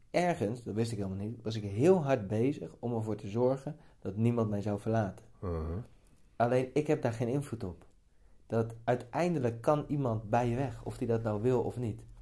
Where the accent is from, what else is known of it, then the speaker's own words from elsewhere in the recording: Spakenburg, Utrecht, Netherlands; maar ik kom uit Spakenburg, dus, ik, ben, dus- ik ben gewoon zo.